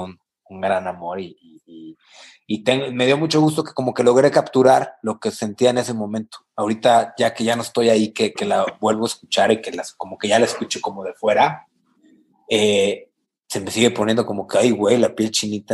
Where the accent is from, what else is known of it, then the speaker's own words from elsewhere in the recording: San Luis Potosí, Mexico; also born or lived in El Mante; yo soy de San Luis